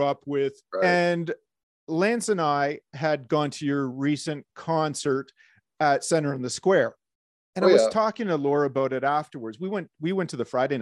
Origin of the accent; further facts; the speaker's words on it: Guelph, Ontario, Canada; We both grew up in Guelph